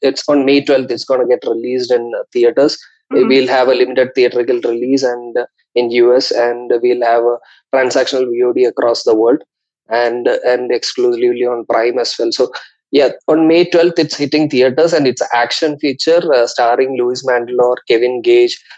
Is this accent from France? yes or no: no; India; moved away; also born or lived in Mumbai; I am originally from India. I did my studies in Mumbai